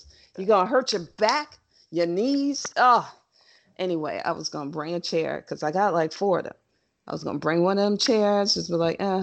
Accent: United States; I'm an American

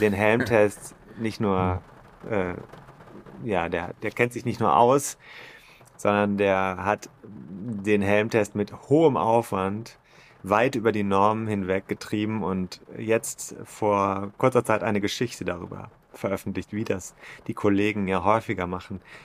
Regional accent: Germany; als Deutscher

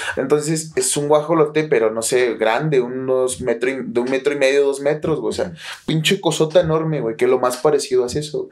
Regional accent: Toluca, State of Mexico, Mexico; also born or lived in Nayarit; Cuando nosotros llegamos a vivir aquí a Toluca, yo, yo nací en Nayarit, pero eh, llevamos casi 30 años, 27 años viviendo aquí. Yo llegué tres años, soy toluco de corazón.

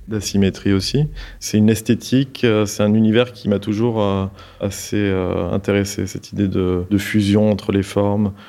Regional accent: south of France, France; la région d'où je viens, donc du sud de la France

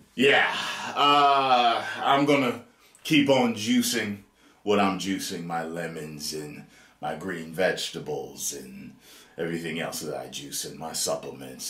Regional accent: Atlantic City, New Jersey, United States; We're both from Jersey, Jersey boys, Atlantic City

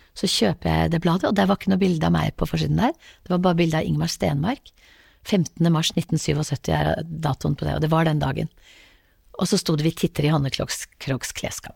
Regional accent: Haugesund, Rogaland, Norway; also born or lived in Lambertseter, Oslo; vi flyttet fra Lambertseter til Haugesund da jeg var ganske liten

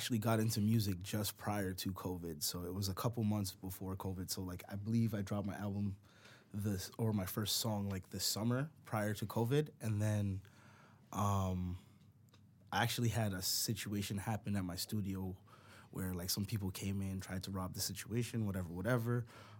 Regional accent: Brampton, Ontario, Canada; growing up in Brampton, there was definitely a lot of influence around the music scene.

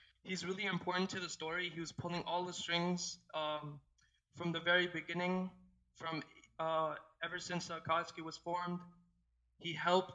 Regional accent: Toronto, Ontario, Canada; I'm from the South Canada, bro. I'm from the Six.

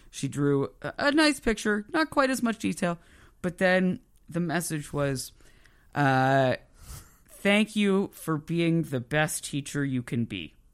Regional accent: Moncton, New Brunswick, Canada; I grew up in Moncton, so you know, I mean I you know, was, but it was like suburb.

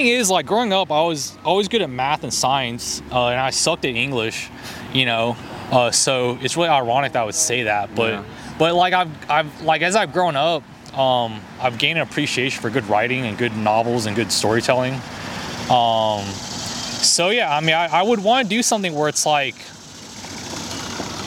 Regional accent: Texas, United States; also born or lived in China; I grew up in Texas

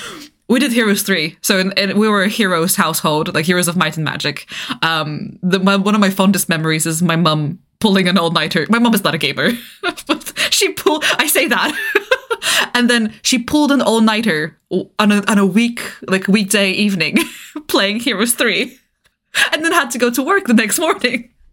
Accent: Bulgaria; moved away; I grew up in Eastern Europe, right? I grew up in Bulgaria.

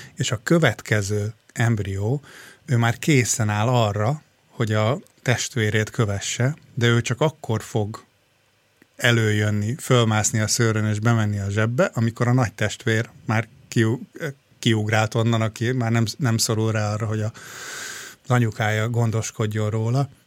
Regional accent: Hungary; now in Australia

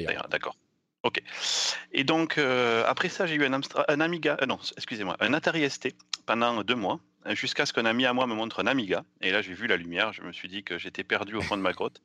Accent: south-west France, France; accent: south-western French; now in United States; quand je parle en français j'ai un accent du sud-ouest

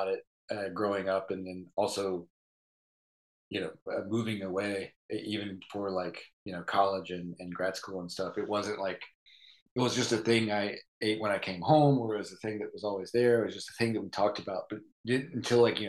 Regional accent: Kannapolis, North Carolina, United States; now in Philadelphia, United States; I'm from more of like the Piedmont central area, but a lot of my family grew up in Western North Carolina and moved to the town that I am from, which is like this small mill town, Kannapolis

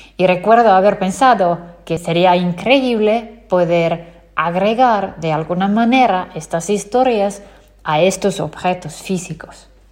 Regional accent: Finland; nací y crecí en Finlandia

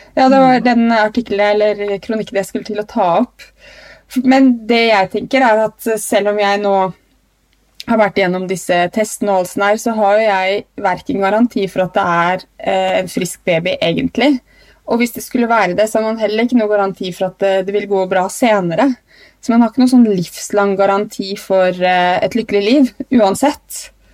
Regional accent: Trondheim, Trøndelag, Norway; Jeg ble født på Stiftelsen i Trondheim

